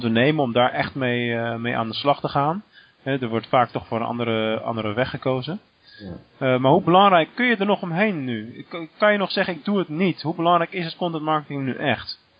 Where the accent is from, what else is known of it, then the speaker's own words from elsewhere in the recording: Rotterdam, South Holland, Netherlands; moved away as an adult; now in Venlo, Netherlands; Als Rotterdammer